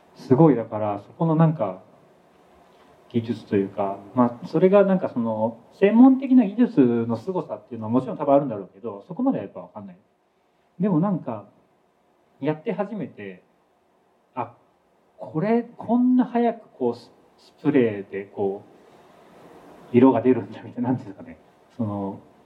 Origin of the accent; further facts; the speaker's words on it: Saitama, Japan; 僕は埼玉で生まれ育ったんですけど